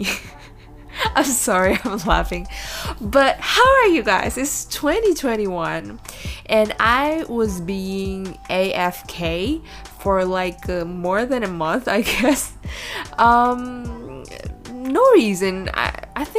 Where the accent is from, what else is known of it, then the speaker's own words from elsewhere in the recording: Indonesia; English is a second language; I'm from Indonesia, but most of the time I either speak in Bahasa Indonesia or in English.